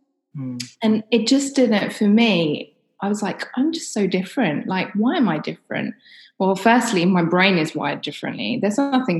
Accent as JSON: {"language": "English", "region": "London", "country": "United Kingdom", "tie": "born or raised there", "said": "So I grew up in London. I lived in a kind of ex-council estate."}